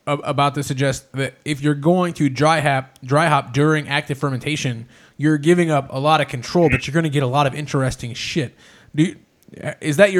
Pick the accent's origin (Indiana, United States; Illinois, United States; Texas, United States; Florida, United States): Indiana, United States; Indianapolis; we're from Indianapolis, Indiana. So the heart of the Midwest is where we're from